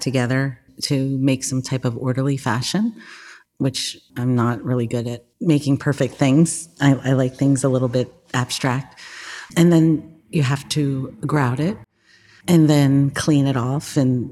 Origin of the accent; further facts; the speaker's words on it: Toms River, New Jersey, United States; accent: New Jersey; moved away as an adult; also born or lived in Pittsburgh, Pennsylvania; now in Aliquippa, United States; I'm originally from the Jersey Shore